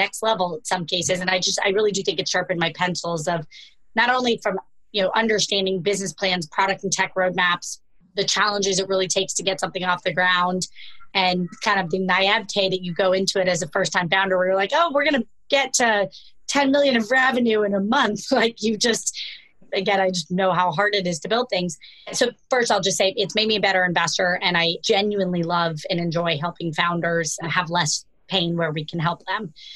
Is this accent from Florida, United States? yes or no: yes; Florida, United States; moved away as an adult; also born or lived in New York City; I grew up in Florida